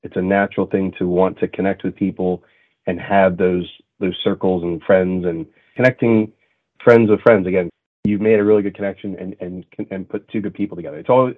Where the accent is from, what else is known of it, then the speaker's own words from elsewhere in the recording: Montreal, Quebec, Canada; And I grew up in a very culturally diverse city, right? I grew up in Montreal.